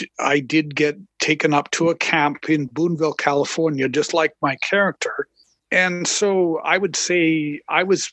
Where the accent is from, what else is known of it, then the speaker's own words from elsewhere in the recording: Calgary, Alberta, Canada; I'm from Calgary, Alberta